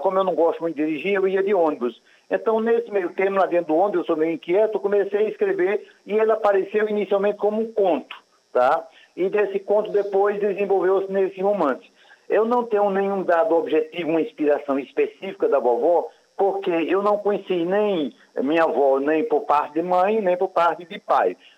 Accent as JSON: {"language": "Portuguese", "town": "Joca Claudino", "region": "Paraíba", "country": "Brazil", "said": "eu sou do Alto Sertão, da Paraíba, é, lá de Joca Claudino, antigo Santarém"}